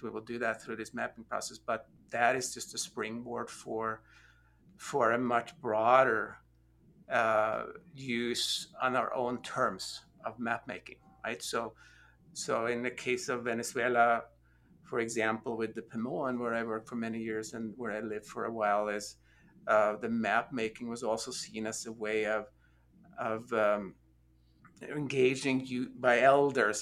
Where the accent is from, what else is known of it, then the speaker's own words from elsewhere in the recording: Norway; also born or lived in United States; now in Austin, United States; I am originally from Norway. Um, I've been in the United States for a few years now